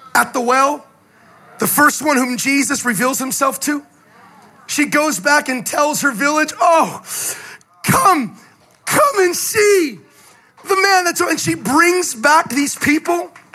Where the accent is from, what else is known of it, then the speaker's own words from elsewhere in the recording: the Bay Area, California, United States; moved away; I'm from California, originally from the Bay